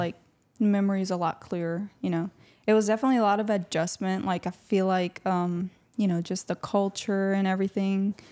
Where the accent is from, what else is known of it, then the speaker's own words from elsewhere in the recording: Louisiana, United States; also born or lived in Honduras; little six-year-old me arrived to the United States along with my three other siblings and my mom. And we've been here